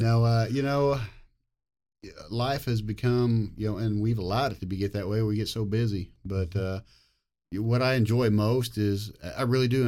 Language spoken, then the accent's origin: English; Fairview, Oklahoma, United States; Fairview, Oklahoma.